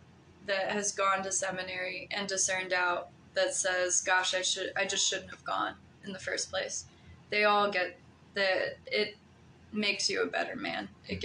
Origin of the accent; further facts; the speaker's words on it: Phoenix, Arizona, United States; also born or lived in Fort Wayne, Indiana; I was born in Fort Wayne, Indiana. I was raised half of my childhood in Fort Wayne, Indiana, and half of my childhood I was raised in Phoenix, Arizona.